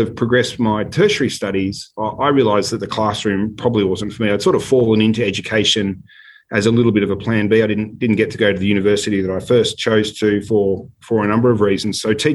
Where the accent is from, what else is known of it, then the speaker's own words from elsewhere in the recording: Sydney, New South Wales, Australia; I grew up in Sydney, in North Ryde